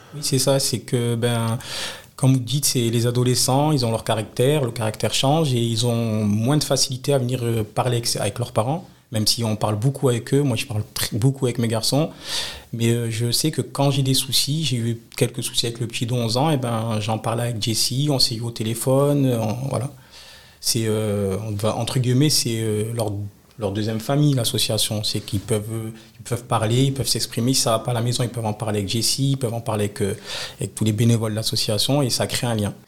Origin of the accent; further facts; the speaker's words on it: France; Je suis né au Moulin. Si j'ai grandi au Moulin, j'ai voilà, j'ai toute ma famille au Moulin